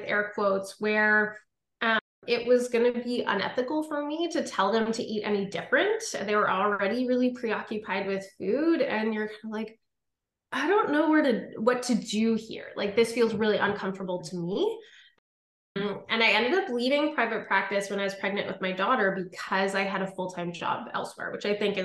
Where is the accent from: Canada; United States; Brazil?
Canada; Ottawa, Ontario; I'm from Ottawa, Ontario